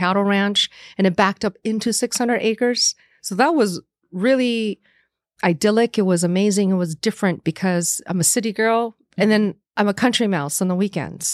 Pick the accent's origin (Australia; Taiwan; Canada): Taiwan; moved away; I was born as an American citizen, but in Taiwan